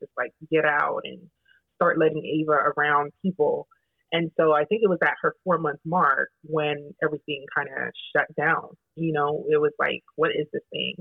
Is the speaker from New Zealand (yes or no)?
no; Jamaica; I'm also Jamaican.